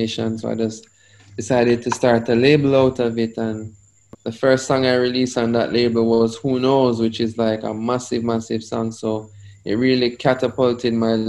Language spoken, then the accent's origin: English; Saint Elizabeth, Jamaica; also born or lived in Manchester, Jamaica; I was born in St. Elizabeth, west side of Jamaica, very rural area.